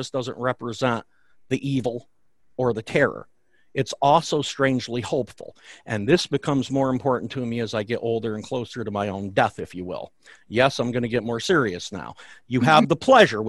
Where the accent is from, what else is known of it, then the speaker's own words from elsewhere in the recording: the Catskills, New York, United States; I grew up near the Catskills, where I still live